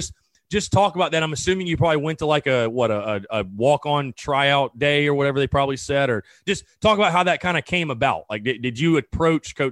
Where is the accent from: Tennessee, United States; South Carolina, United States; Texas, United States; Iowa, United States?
South Carolina, United States; North Augusta; I'm from the area. I'm from North Augusta